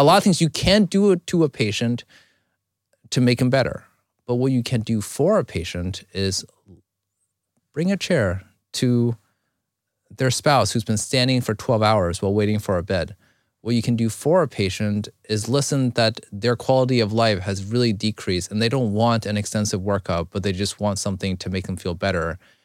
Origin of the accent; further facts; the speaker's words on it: China; now in United States; I was born in China, I came over here